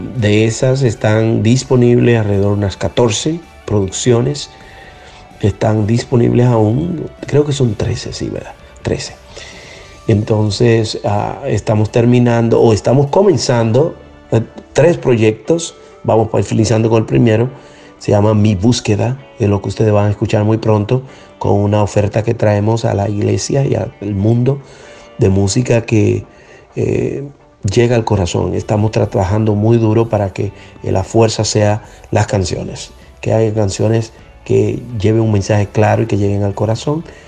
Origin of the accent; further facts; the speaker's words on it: Dominican Republic; Yo soy de la República Dominicana